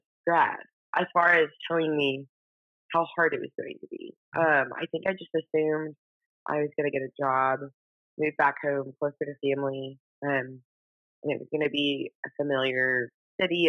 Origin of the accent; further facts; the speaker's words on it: Dallas, Texas, United States; also born or lived in Nashville, Tennessee; I was born and raised in Dallas